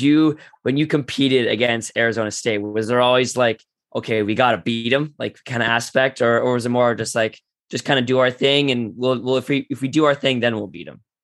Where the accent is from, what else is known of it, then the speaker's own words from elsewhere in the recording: Toronto, Ontario, Canada; I grew up in Toronto